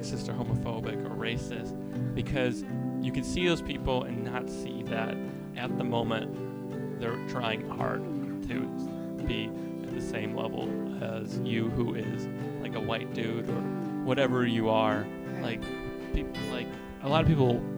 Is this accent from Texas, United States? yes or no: no; Chicago, Illinois, United States; I'm from Chicago